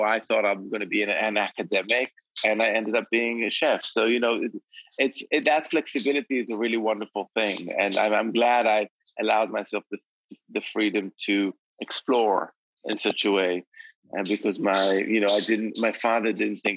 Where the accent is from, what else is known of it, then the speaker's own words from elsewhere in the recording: Jerusalem, Jerusalem District, Israel; moved away as an adult; also born or lived in Tel Aviv; now in London, United Kingdom; both growing up in Jerusalem